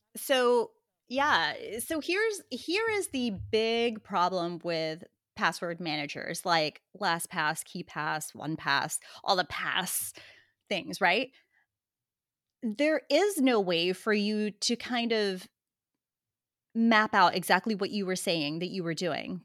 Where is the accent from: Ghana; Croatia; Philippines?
Philippines; also born or lived in Australia / Texas; now in United States; I was born in the Philippines